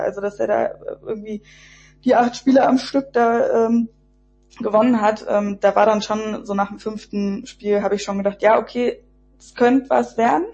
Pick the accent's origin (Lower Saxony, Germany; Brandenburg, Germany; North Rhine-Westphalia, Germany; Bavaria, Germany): Brandenburg, Germany; the area around Berlin; ich bin im Umland von Berlin aufgewachsen